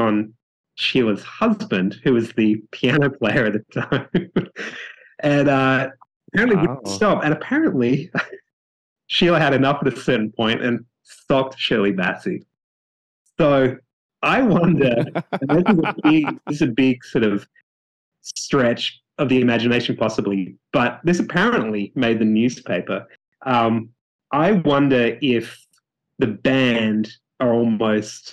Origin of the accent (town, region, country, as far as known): Australia; born or raised there; moved away